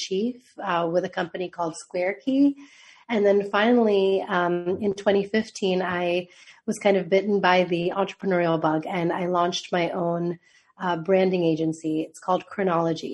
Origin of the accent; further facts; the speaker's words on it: United States; also born or lived in Mumbai, India / Boston, United States / Miami, United States; growing up just outside DC, where I'm from